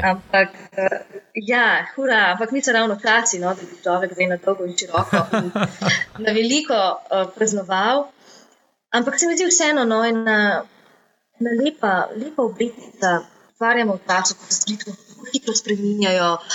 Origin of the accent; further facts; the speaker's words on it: Slovenia; Slovenci smo